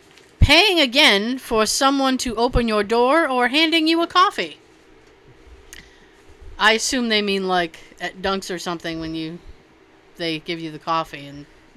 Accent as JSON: {"language": "English", "country": "Canada", "said": "As a Canadian, the raptor-sized turkey legs sold at amusement parks..."}